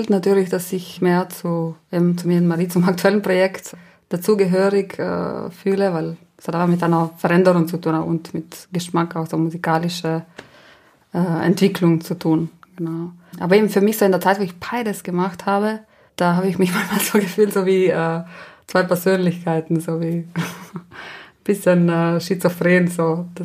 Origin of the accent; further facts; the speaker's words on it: Trentino-Alto Adige, Italy; first language Ladin; German is a second language; Genau, das ist eine, meine Muttersprache.